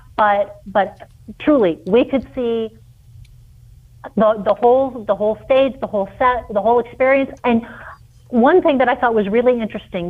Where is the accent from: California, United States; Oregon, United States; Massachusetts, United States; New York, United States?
New York, United States; New York City; moved away; I grew up in New York City